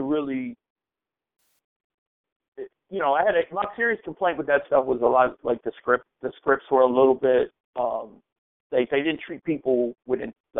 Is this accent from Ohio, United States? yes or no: yes; Cleveland, Ohio, United States; Cleveland, Ohio.